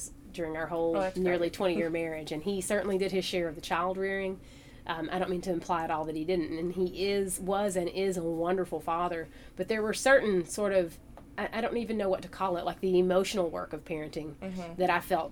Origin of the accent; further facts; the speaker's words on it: Hazard, Kentucky, United States; I grew up here in Hazard.